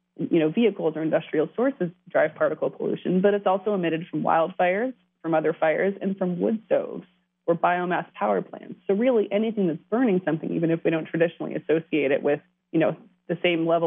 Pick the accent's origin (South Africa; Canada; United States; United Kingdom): United States; California; now in Washington, D.C., United States; I'm originally from California. I've watched things dramatically change since I left home.